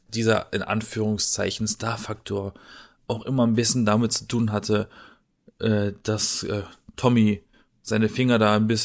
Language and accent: German; Baden-Baden, Baden-Württemberg, Germany; ich glaube, der wohnt aktuell in Baden-Baden. Also in meiner Heimat.